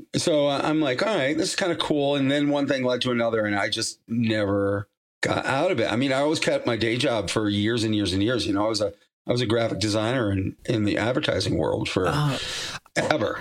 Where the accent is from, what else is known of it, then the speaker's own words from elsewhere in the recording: Massachusetts, United States; moved away; I'm from Massachusetts originally